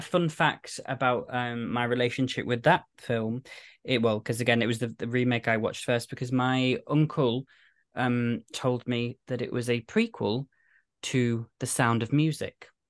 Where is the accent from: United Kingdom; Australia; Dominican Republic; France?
United Kingdom; I'm British